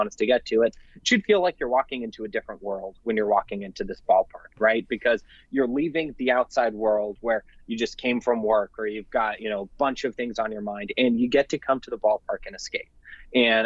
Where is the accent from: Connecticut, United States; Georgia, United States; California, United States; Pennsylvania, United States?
California, United States; Bay Area; moved away as an adult; now in Fresno, United States; I'm from the Bay Area, moved here to attend Fresno State, and have really taken Fresno to be my home